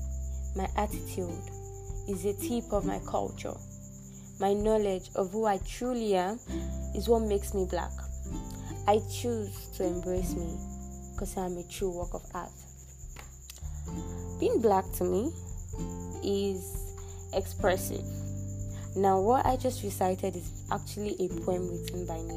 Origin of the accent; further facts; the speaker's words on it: Nigeria; I'm from Nigeria